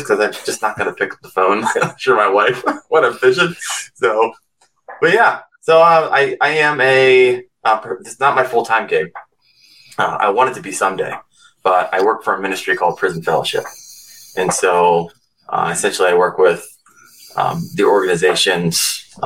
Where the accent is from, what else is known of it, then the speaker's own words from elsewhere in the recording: Northeast Ohio, United States; I'm from Northeast Ohio